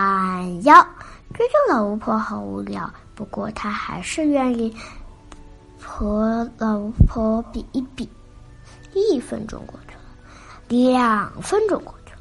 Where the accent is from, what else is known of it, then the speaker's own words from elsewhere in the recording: Beijing, China; 今年六岁，我来自北京。